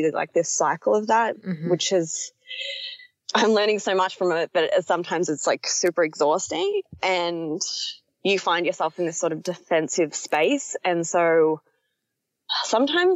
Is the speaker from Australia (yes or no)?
yes; Australia; moved away as an adult; I am Australian, but I'm living in another country and have been for 2 years.